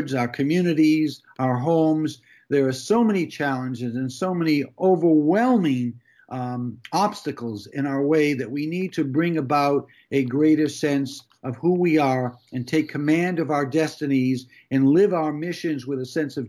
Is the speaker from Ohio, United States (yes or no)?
no; Massachusetts, United States; moved away; I was born in 1948 in Massachusetts